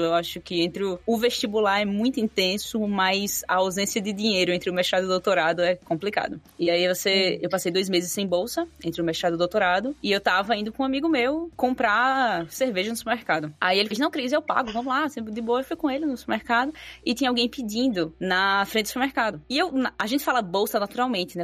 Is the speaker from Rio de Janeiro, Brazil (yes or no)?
no; Quipapá, Pernambuco, Brazil; eu sou do interior do interior de Pernambuco. Eu sou de uma cidadezinha chamada Quipapá, bem pequenininha mesmo.